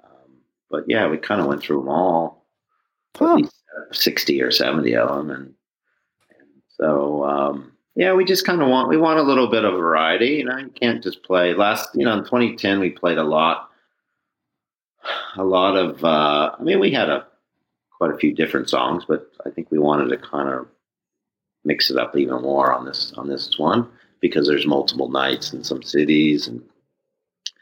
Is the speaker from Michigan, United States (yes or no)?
no; Northern California, United States; growing up in Northern California